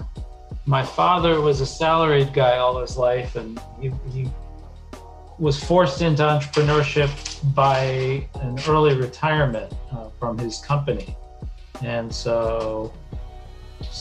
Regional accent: White Plains, New York, United States; moved away as an adult; now in Tokyo, Japan; I'm from New York

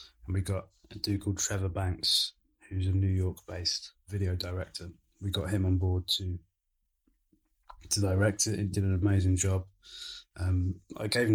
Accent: Suffolk, East of England, United Kingdom; moved away as an adult; also born or lived in Nigeria; I grew up in Suffolk from, like, before I went to university, I grew up in Suffolk

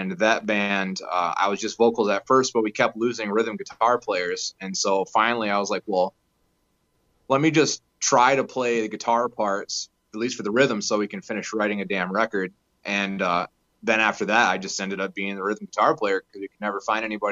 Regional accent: Muskegon, Michigan, United States; I'm from Muskegon, Michigan

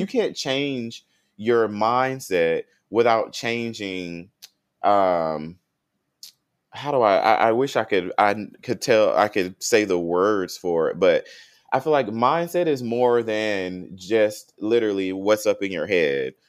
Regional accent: Tallahassee, Florida, United States; moved away as an adult; now in Houston, United States; North Florida, I came from Tallahassee, Florida.

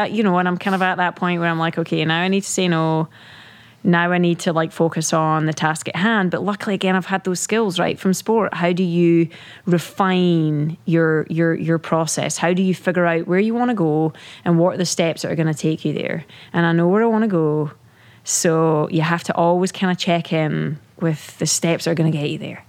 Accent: Scotland, United Kingdom; moved away; growing up in in the UK, right? Being British.

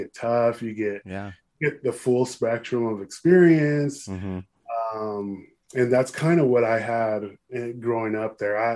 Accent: Upland, California, United States; I grew up in Upland

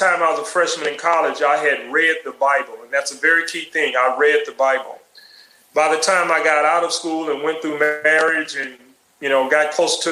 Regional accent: Houston, Texas, United States; As a child growing up in the Third Ward, Houston

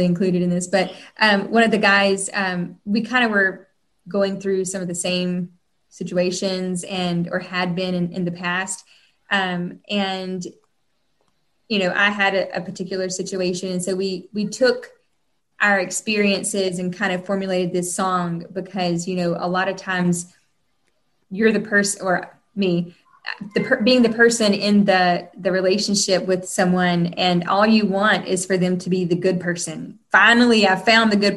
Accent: North Carolina, United States; moved away as an adult; now in Nashville, United States; I am a Southern girl. I'm originally from North Carolina. I live here in Nashville. I've been living here for 14 years

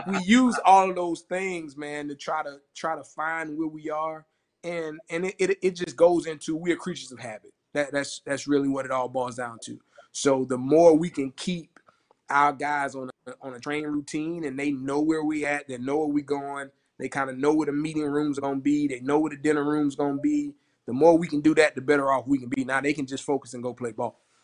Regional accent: Orangeburg, South Carolina, United States; I'm from Orangeburg

